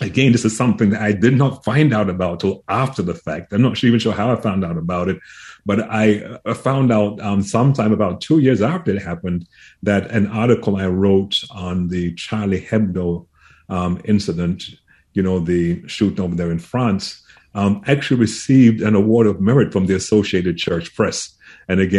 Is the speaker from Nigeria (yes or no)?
no; England, United Kingdom; moved away as an adult; also born or lived in Huntsville, Alabama; growing up in England, very interfaith environment there.